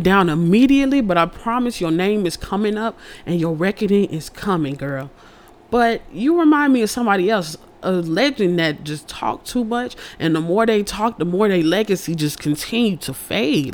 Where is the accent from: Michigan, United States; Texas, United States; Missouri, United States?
Texas, United States; Houston; I'm from Houston.